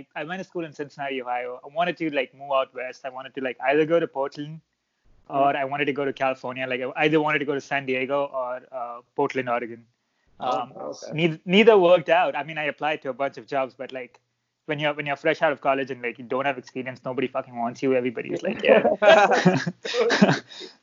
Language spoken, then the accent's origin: English; Dubai, United Arab Emirates; moved away; I was born and raised in Dubai, so UAE, the United Arab Emirates.